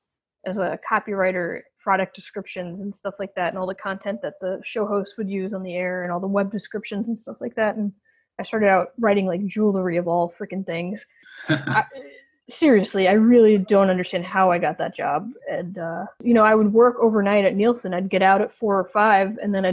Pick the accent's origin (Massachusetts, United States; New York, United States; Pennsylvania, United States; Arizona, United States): New York, United States; Long Island; moved away; I'm like a native New Yorker. I'm from Long Island. You know, I spent most of my life there.